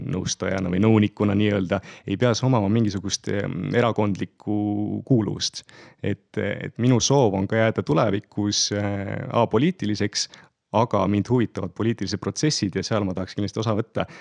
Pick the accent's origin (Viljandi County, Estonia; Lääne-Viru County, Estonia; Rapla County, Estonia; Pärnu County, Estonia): Pärnu County, Estonia; Pärnu; olen Pärnus kohalik poiss, et Pärnus sündinud, põline pärnakas. terve elu siiamaani üsnagi, üsnagi seal veetnud ja elanud